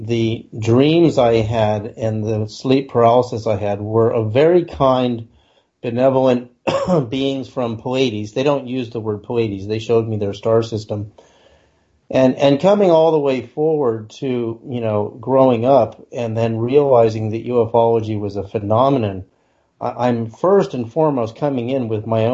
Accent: Berkeley, California, United States; as a kid growing up in Berkeley, California

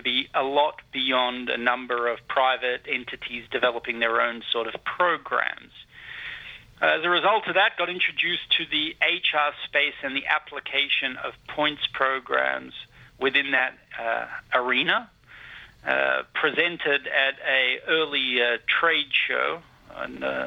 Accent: Sydney, New South Wales, Australia; I'm actually from Bondi Beach

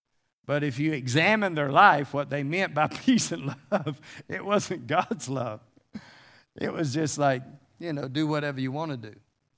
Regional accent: North Carolina, United States; So, you know, I grew up where in the South where we lived in North Carolina, we grew up canning stuff, you know, canning vegetables and so forth.

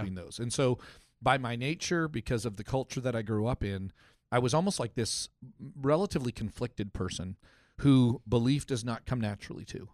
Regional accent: Canada; I grew up in Canada

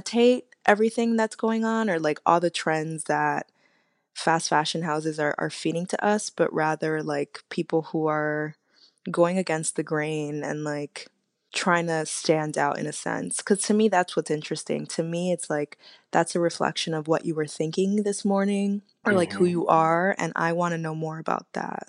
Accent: New York City, New York, United States; I'm from Uptown, Inwood

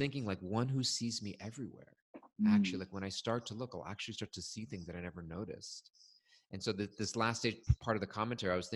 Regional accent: California, United States; moved away; I'm from California

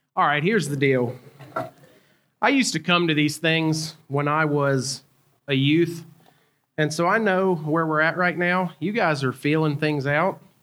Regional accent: North Carolina, United States; accent: Southern; also born or lived in Cumberland, Maryland; From the South, North Carolina. I've lived there almost my entire life

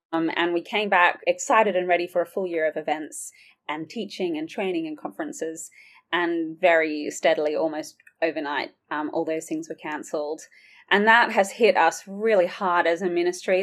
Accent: Sydney, New South Wales, Australia; moved away as an adult; now in Oxford, United Kingdom; I've got a bit of a twang. I'm originally from Sydney, Australia, but I have worked and lived in Oxford for nearly six years now

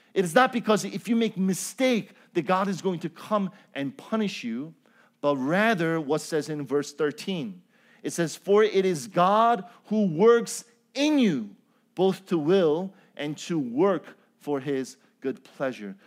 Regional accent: Chicago, Illinois, United States; also born or lived in Cambodia; I am from Chicago

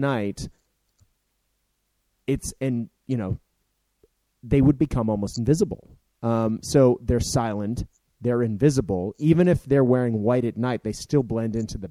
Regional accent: Boston, Massachusetts, United States; I'm from Boston

